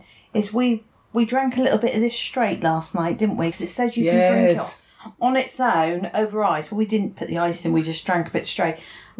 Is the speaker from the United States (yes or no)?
no; United Kingdom; in Britain we have tornadoes.